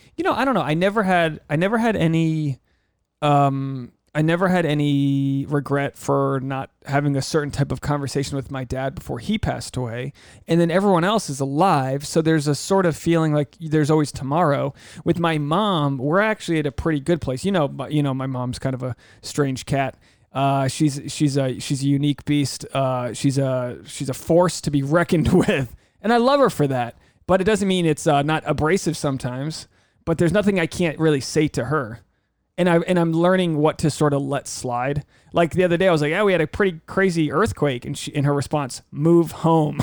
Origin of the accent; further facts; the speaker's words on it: United States; as an American